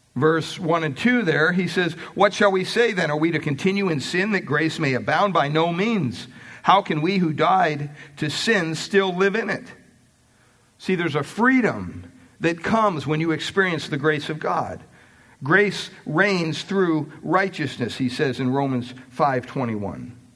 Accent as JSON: {"language": "English", "region": "Pennsylvania", "country": "United States", "tie": "born or raised there", "said": "Growing up in Pennsylvania, we had quite a bit of property"}